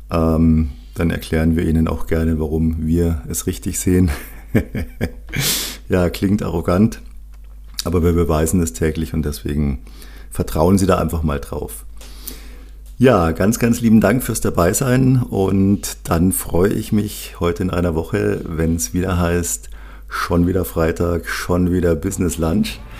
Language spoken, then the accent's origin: German; Munich, Bavaria, Germany; born there; sehr bayerisch, sehr rustikal, sehr, sehr gutes Essen als gebürtiger Münchner liebe ich die bayerische Küche.